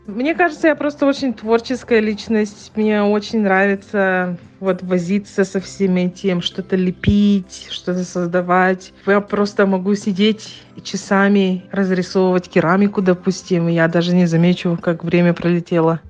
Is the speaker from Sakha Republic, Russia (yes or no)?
yes; Yakutia, Sakha Republic, Russia; now in Johannesburg, South Africa